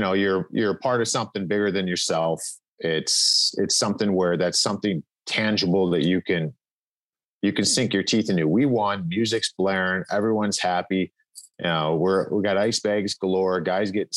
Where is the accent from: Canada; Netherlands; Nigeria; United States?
United States; Cleveland, Ohio; moved away; also born or lived in Western Pennsylvania; I grew up in Cleveland and there really wasn't many people from there prior.